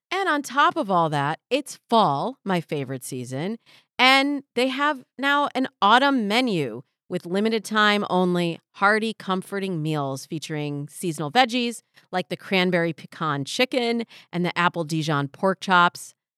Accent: Michigan, United States; now in Los Angeles, United States; I'm from Michigan

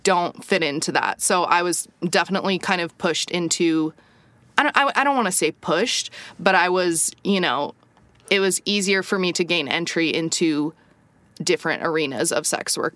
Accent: United States; moved away as an adult; I think I was the only American

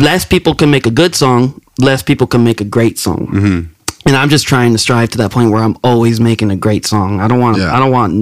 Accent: King City, California, United States; moved away as an adult; also born or lived in Salinas, California; now in Humboldt County, United States; if you ask me where you from, King City.

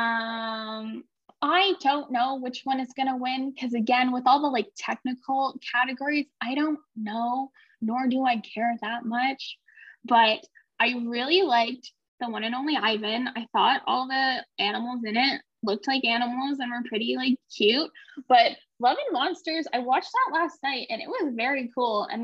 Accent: Canada; I'm Canadian

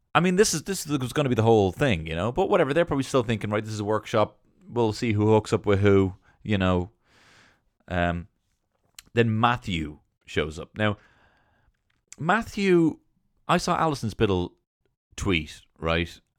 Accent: England, United Kingdom; I'm English

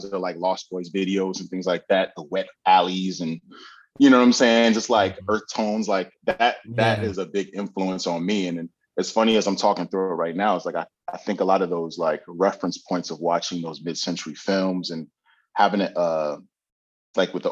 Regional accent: Bloomfield, New Jersey, United States; also born or lived in Hartford, Connecticut / East Orange; I was born in Hartford, Connecticut. Um, mm. I lived there for a couple years, but then I moved to Jersey. Um, lived in East Orange for a little bit, and then we moved to Bloomfield, New Jersey.

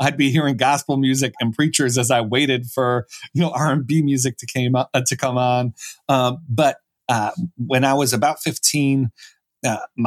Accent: Buffalo, New York, United States; I was from Buffalo, New York, so the Rust Belt, and I was raised in a Catholic family, but religion wasn't too important to me growing up

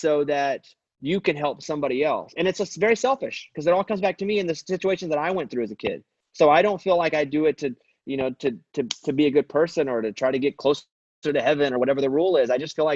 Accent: Mountain Pine, Arkansas, United States; now in Nashville, United States; it was called Mountain Pine, Arkansas, population 772.

